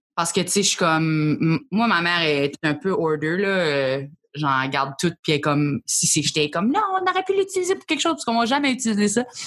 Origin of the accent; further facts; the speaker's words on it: New Brunswick, Canada; also born or lived in Acadian Peninsula; je viens d'une partie du Nouveau-Brunswick, c'est pas tout l'océan.